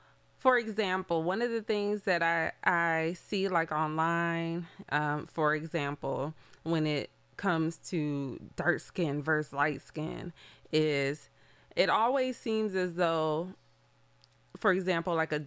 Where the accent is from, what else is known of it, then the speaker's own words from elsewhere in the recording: Detroit, Michigan, United States; Oh, Detroit